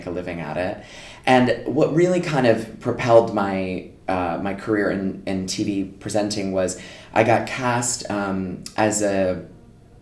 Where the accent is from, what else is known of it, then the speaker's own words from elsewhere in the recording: Connecticut, United States; moved away as an adult; also born or lived in Los Angeles, United States; now in London, United Kingdom; I grew up in Connecticut on the East Coast of America